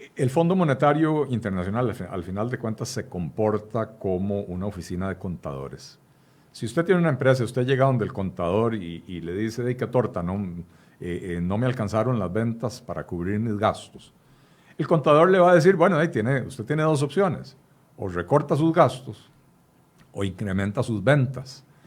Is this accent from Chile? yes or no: no; Costa Rica; En Costa Rica